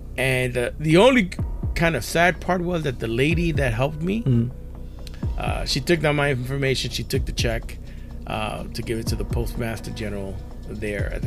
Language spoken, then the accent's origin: English; New York City, New York, United States; I grew up in New York City